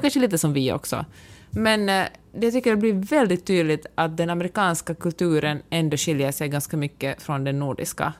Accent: Finland; moved away as an adult; now in California, United States; hemma i Finland

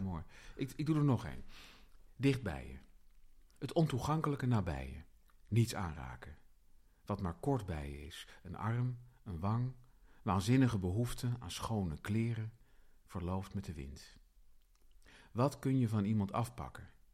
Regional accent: Utrecht, Netherlands

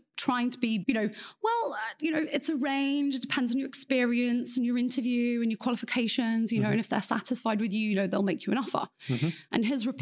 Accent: England, United Kingdom; moved away as an adult; now in Beijing, China; I'm obviously from England.

